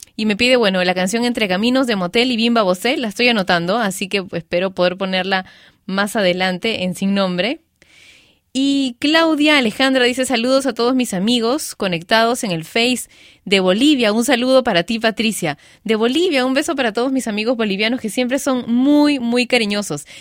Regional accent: Lima, Peru; en mi país, bueno, en mi ciudad, en Lima

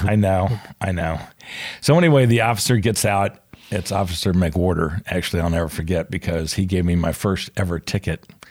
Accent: Atlanta, Georgia, United States; also born or lived in Charlotte, North Carolina; born in Charlotte, um, 'cause my mom was from Charlotte and she was there. My dad was in the war. So born in Charlotte, but moved back to Atlanta pretty quickly

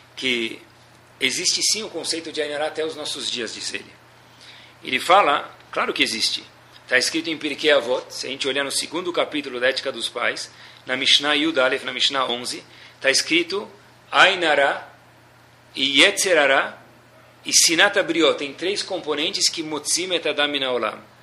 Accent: Brazil; nós somos brasileiros

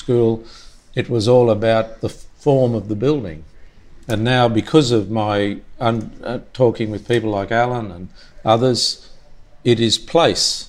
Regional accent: Yarrandali country, between Townsville and Mount Isa, around Hughenden, Queensland, Australia; I'm a Yarrandali man. I was born in Yarrandali country

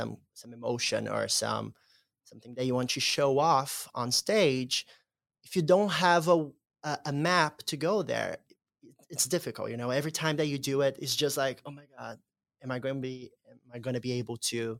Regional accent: Brazil; I remember coming here to see Cinderella in 2016, the same year that I came from Brazil.

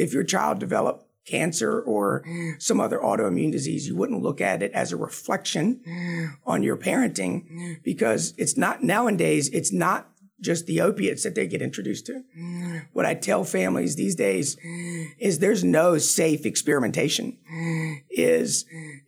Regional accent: Manteo, North Carolina, United States; when I was 18 years old, growing up in Roanoke Island, that small town of Mania

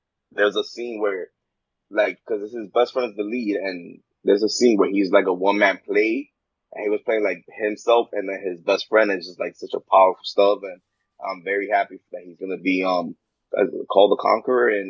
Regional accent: New York, United States; I'm from New York

